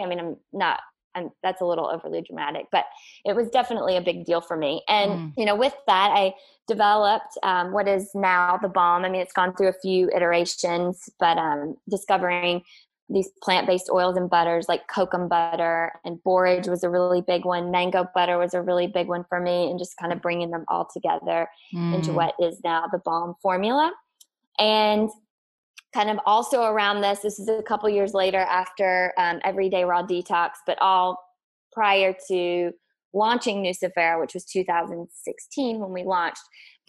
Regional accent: the South, United States; I was living in the Northeast for part of that. So it was a lot colder, you know, we're both from the South, humidity and all that good stuff.

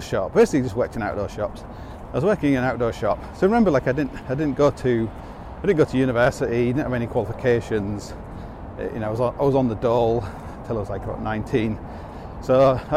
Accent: Hull, Yorkshire and the Humber, United Kingdom; moved away; when I grew up in Hull

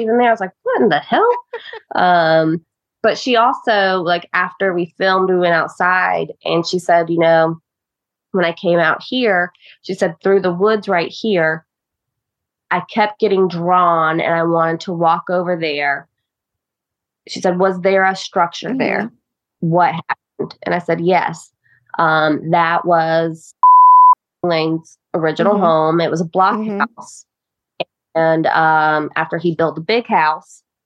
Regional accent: Ohio, United States; also born or lived in Greensboro, North Carolina; now in North Carolina, United States; I'm from Ohio. Have family in Michigan too. My dad's from Michigan

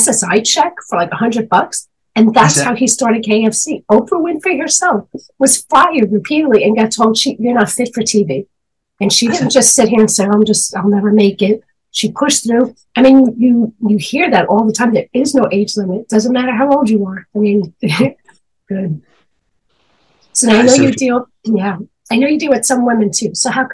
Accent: New York, United States; I'm from New York. So we're in a city

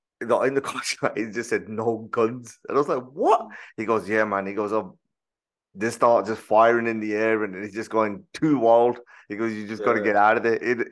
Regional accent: Birmingham, West Midlands, United Kingdom; I'm already from Handsworth

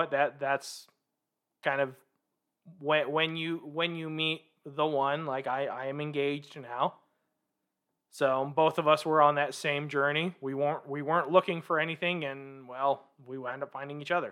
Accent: Vancouver, Washington, United States; now in Salt Lake City, United States; I am originally from Vancouver, Washington. So the family decided to make what we call the mecca move here to Salt Lake City.

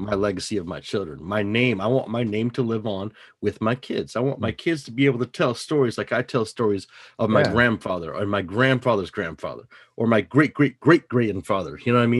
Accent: United States; proud American, born here in America.

